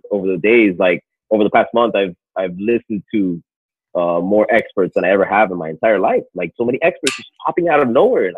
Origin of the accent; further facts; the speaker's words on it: Miami, Florida, United States; I'm from Miami